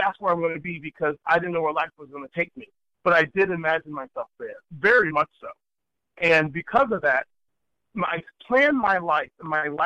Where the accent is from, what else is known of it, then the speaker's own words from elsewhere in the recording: Savannah, Georgia, United States; moved away; my first musical heroes were the members of the Savannah Symphony, because they were my hometown orchestra